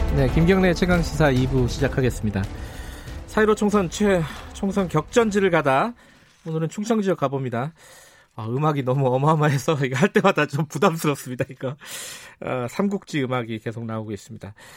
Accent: Daejeon, South Korea; 제가 사실 고향이 대전 중구입니다

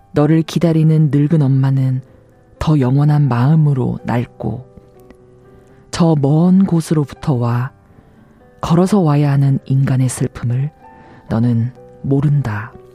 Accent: Busan, South Korea; moved away as an adult; also born or lived in Seoul; 고향이 부산이라서 2 0살 대학을 서울로 이제 유학을 올 때까지

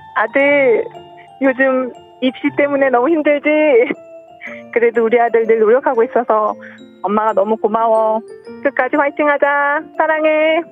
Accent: Yonghyeon-dong, Incheon, South Korea; 원래는 다 용현동 쪽에 살았어가지고

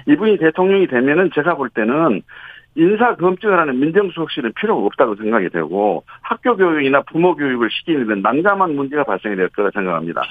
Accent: Honam, South Korea; 우리 호남은

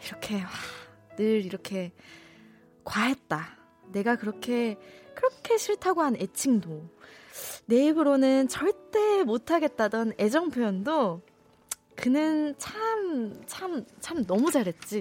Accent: Busan, South Korea; now in Seoul, South Korea; 고향이 부산이거든요

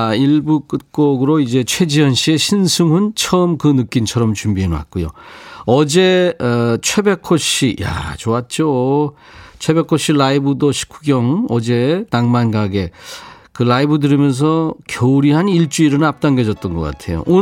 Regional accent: Busan, South Korea; 저도 부산이 고향이라예.

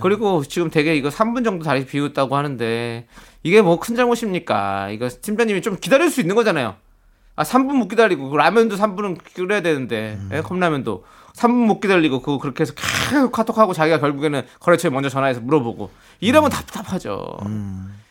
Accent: Incheon, South Korea; 사실 저도 뭐 인천 출신이지만

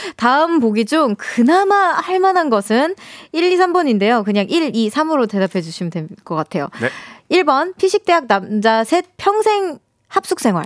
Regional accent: Yongin, Gyeonggi Province, South Korea; also born or lived in Seoul; 전 태어난 건 사실 서울인데 네, 네. 용인에서 좀 오래 살았어요

